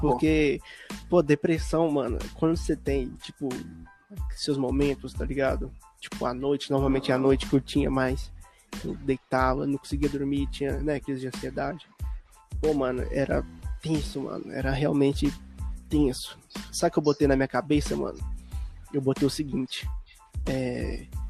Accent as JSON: {"language": "Portuguese", "town": "Buenópolis", "region": "Minas Gerais", "country": "Brazil", "tie": "born or raised there", "also_born_or_lived": "Curvelo", "moved": "yes", "lives_now": "Sete Lagoas, Brazil", "said": "lá na minha cidade natal, lá em Buenópolis"}